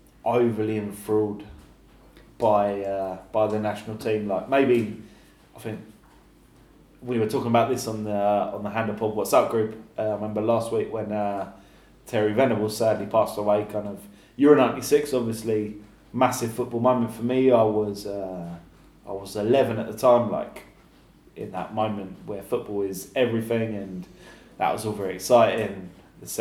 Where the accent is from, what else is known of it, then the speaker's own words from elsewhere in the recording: near Brighton, South East England, United Kingdom; now in Argentina; I was born 20 miles from there, 15 miles.